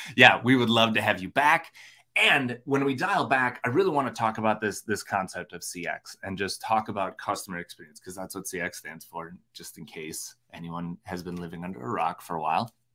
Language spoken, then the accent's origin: English; Minnesota, United States; I'm from Minnesota